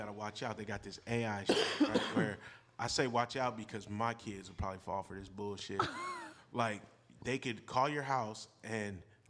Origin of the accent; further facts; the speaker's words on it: Richmond, United States; Bro, I'm from Richmond.